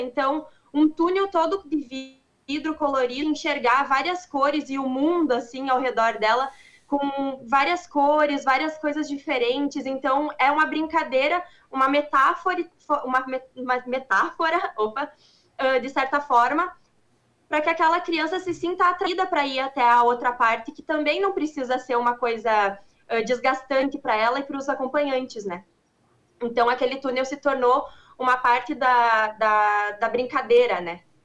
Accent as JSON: {"language": "Portuguese", "town": "Passo Fundo", "region": "Rio Grande do Sul", "country": "Brazil", "said": "eu sou aqui de Passo Fundo, uh, é bem pertinho de, de Marau"}